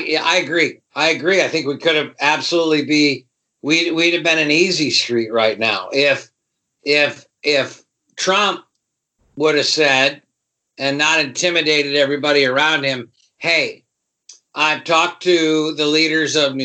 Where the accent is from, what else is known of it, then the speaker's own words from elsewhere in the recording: Michigan, United States; I'm from Michigan